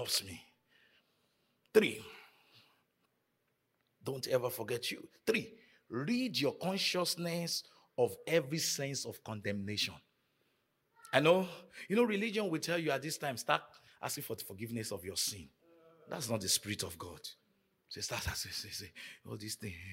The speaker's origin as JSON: {"language": "English", "country": "Nigeria", "tie": "born or raised there", "moved": "yes", "said": "growing up in Nigeria"}